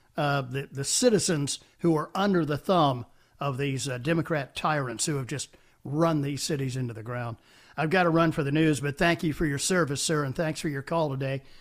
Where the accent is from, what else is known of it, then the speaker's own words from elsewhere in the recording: Washington, District of Columbia, United States; that sounds like my hometown